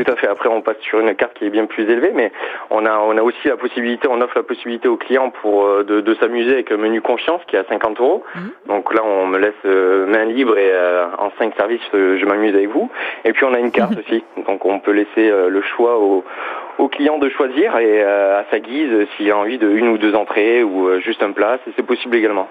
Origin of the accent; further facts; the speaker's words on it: Toulouse, Occitania, France; je viens de Toulouse